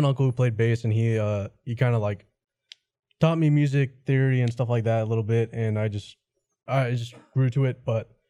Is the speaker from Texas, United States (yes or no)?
yes; Corpus Christi, Texas, United States; I'm from Corpus Christi.